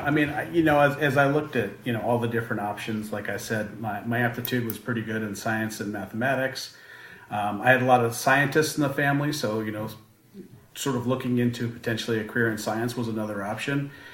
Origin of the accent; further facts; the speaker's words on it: Boulder, Colorado, United States; I'm uh, from, originally from Colorado, born and raised in Boulder, Colorado